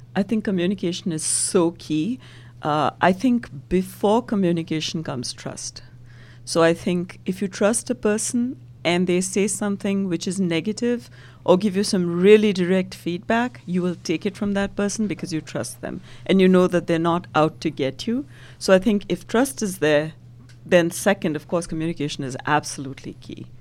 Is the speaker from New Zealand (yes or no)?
no; India; now in United States; originally, I'm from India and been in the U S for decades now.